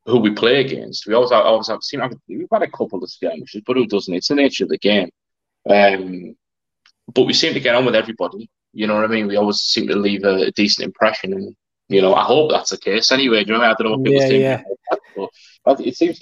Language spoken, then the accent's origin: English; Middlesbrough, North East England, United Kingdom; I'm from Middlesbrough